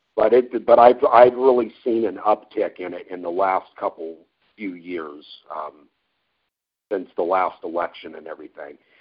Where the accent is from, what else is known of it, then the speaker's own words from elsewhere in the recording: Yoncalla, Oregon, United States; also born or lived in McMinnville, Oregon; when I was growing up in Yoncalla, which is that was the town where I grew up here here in Oregon.